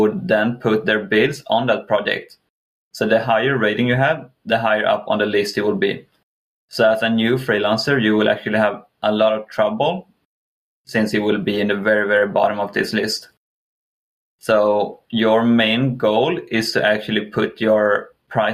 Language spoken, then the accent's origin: English; Kalmar, Kalmar County, Sweden; moved away; also born or lived in England; I'm from Sweden. Specifically the south of Sweden in a city called Kalmar.